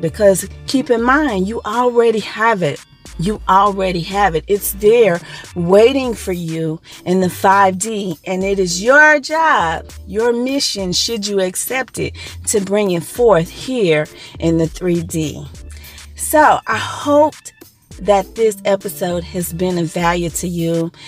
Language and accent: English; Dallas, Texas, United States; moved away; I'm from the Dallas Texas area, the DFW area originally.